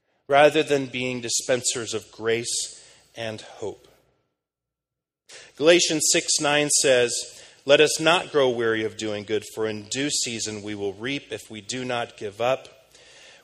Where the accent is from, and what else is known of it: United States; moved away as an adult; now in London, United Kingdom